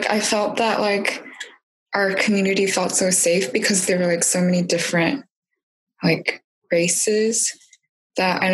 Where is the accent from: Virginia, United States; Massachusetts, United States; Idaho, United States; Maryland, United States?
Virginia, United States; Northern; was born and raised in Northern Virginia